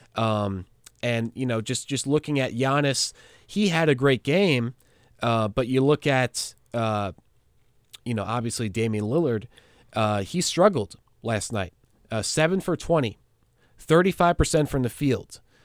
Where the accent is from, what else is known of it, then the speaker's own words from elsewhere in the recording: New York, United States; I am a New Yorker.